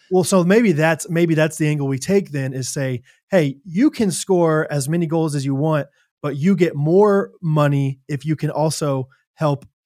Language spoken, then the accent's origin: English; Kansas City, United States; I'm from Kansas City